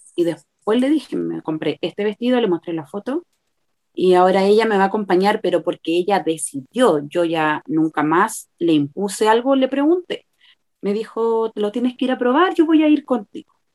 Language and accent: Spanish; Santiago, Santiago Metropolitan Region, Chile; soy de Chile, de Santiago de Chile